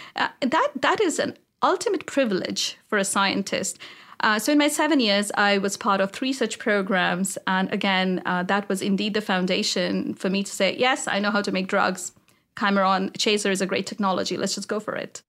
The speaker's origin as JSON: {"language": "English", "country": "India", "tie": "born or raised there", "moved": "as an adult", "lives_now": "United States", "said": "I grew up in India"}